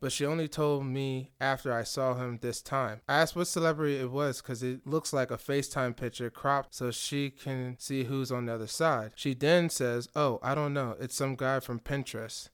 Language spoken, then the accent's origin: English; Nigeria; I'm Nigerian